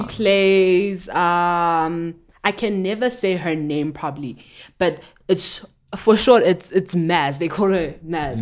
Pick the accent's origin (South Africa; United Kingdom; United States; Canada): South Africa